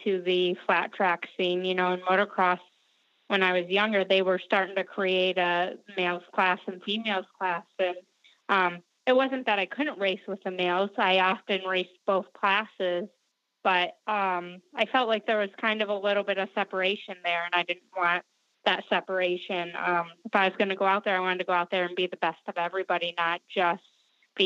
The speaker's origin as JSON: {"language": "English", "town": "Clio", "region": "Michigan", "country": "United States", "tie": "born or raised there", "also_born_or_lived": "Flint, Michigan", "said": "I was born in Flint, Michigan, and raised in Clio, Michigan, which is just about 20 minutes north of Flint."}